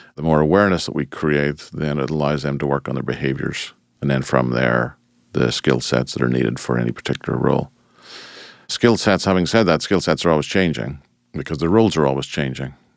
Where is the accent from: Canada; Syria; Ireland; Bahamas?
Ireland; moved away as an adult; now in United States; Originally, I'm from Ireland, and I emigrated to the United States in nineteen ninety-four